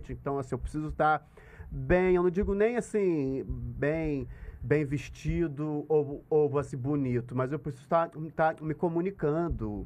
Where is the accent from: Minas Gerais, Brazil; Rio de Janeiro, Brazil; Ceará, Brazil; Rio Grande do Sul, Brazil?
Rio de Janeiro, Brazil; eu sou da Tijuca